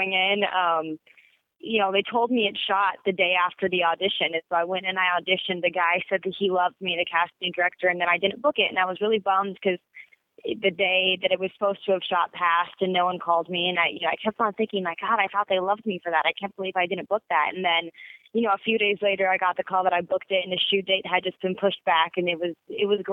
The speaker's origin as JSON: {"language": "English", "town": "Sacramento", "region": "California", "country": "United States"}